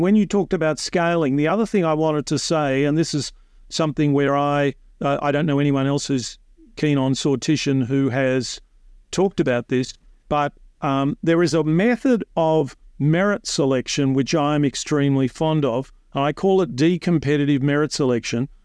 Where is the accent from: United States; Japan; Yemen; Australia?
Australia